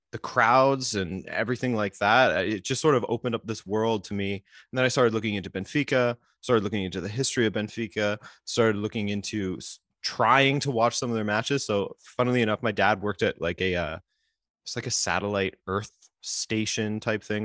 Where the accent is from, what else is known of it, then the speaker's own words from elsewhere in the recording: Vancouver Island, British Columbia, Canada; moved away as an adult; now in Montreal, Canada; I grew up on Vancouver Island